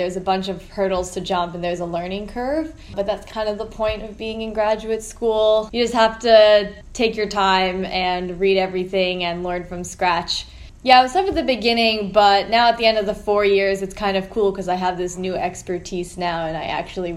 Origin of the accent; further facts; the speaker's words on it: Falls Church, Virginia, United States; moved away as an adult; also born or lived in Philippines; now in California, United States; I am originally from Washington, D.C. area in the Falls Church area. And I pretty much grew up on the East Coast. There was a period where I lived in the Philippines also for 3 years. But Virginia is my home